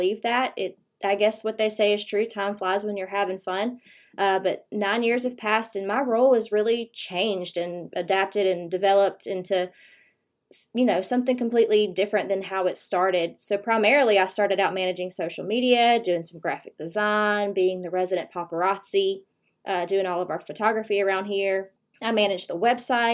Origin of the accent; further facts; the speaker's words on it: River Region of Central Alabama, United States; I was raised here in the River region of Central Alabama